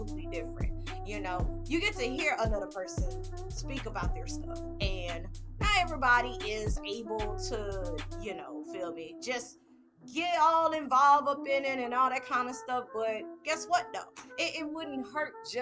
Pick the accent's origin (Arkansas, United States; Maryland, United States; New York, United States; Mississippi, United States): Mississippi, United States; I'm from Mississippi